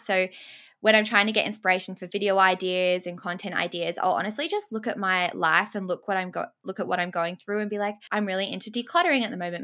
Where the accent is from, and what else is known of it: Sydney, New South Wales, Australia; born or raised there; also born or lived in England